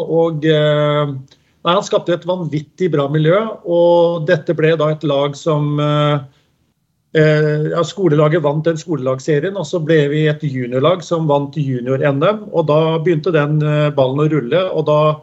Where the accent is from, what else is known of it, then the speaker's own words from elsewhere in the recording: Skien, Telemark, Norway; Jeg er født og oppvokst på Gjemse i Dag Eilivssons gate